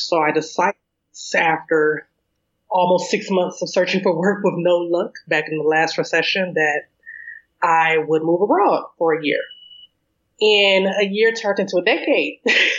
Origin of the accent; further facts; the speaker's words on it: Detroit, Michigan, United States; moved away as an adult; also born or lived in South Korea / Germany / Cape Town; I am, wow, almost 40, 39. And I am originally from Detroit, Michigan.